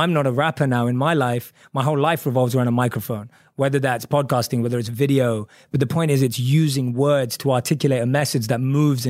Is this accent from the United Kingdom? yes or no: yes; London, United Kingdom; because I grew up born and raised in London.